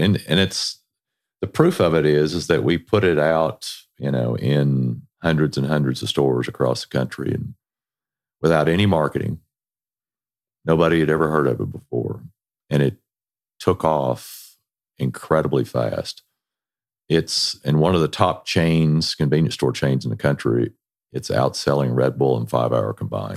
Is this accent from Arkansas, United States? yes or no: no; Texas, United States; moved away; we're originally from Texas